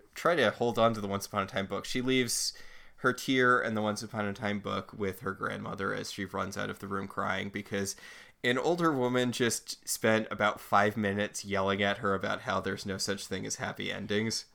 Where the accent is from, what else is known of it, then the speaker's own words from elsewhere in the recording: Northeast, United States; I grew up in the Northeast